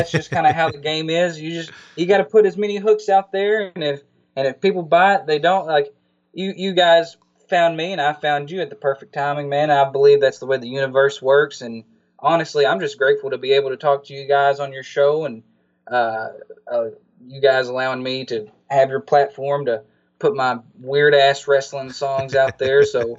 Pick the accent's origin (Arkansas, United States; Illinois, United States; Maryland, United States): Arkansas, United States; Yeah, I'm from Arkansas and there's not too much running around here